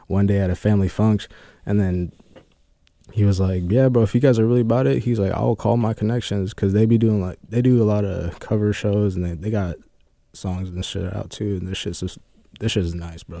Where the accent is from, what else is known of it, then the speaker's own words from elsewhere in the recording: United States; also born or lived in Fresno, California; now in Kent, United States; I'm from Cali, but I really, like, grew up here